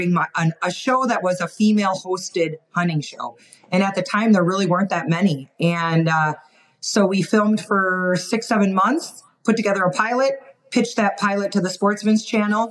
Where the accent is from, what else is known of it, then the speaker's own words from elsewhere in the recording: Wisconsin, United States; moved away as an adult; also born or lived in Montana; now in Utah, United States; I grew up in Wisconsin, so I'm a Midwestern gal